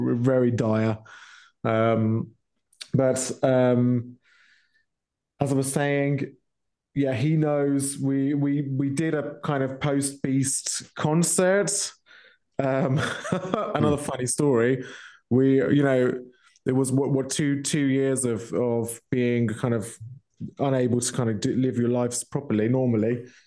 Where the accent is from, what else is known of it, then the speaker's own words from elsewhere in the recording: Milton Keynes, South East England, United Kingdom; moved away as an adult; now in Germany; my hometown, Milton Keynes, uh, which is in UK